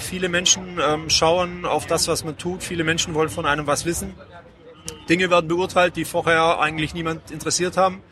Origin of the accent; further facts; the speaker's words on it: Mengen, Baden-Württemberg, Germany; now in Ulm, Germany; in Mengen, meiner Heimatstadt. Ja. Das äh, liegt im schönen Oberschwaben zwischen ganz grob äh, Sigmaringen und Bad Saulgau